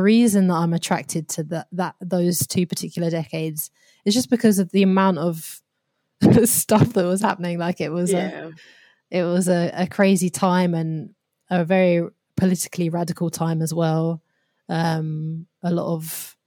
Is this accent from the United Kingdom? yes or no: yes; United Kingdom; my position growing up in Britain